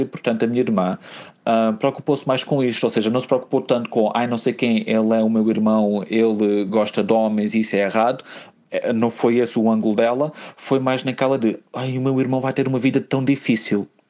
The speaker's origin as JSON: {"language": "Portuguese", "region": "Algarve", "country": "Portugal", "moved": "yes", "lives_now": "Lisbon, Portugal", "said": "eu sou algarvio"}